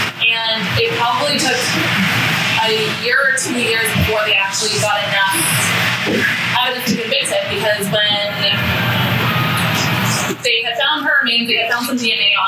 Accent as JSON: {"language": "English", "town": "Moreno Valley", "region": "California", "country": "United States", "tie": "born or raised there", "moved": "yes", "said": "I'm from California originally."}